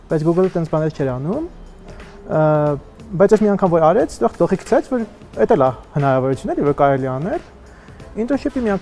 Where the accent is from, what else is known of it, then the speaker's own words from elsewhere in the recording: Netherlands; also born or lived in Armenia / Utrecht, Netherlands / Munich, Germany; ծնվել եմ Հայաստանում, բայց 6 տարեկանից դուրս ենք եկել Հայաստանից, գնացել ենք Հոլանդիա, Հոլանդիայում եմ մեծացել եւ Ուտրեխտի համալսարանում սովորել եմ։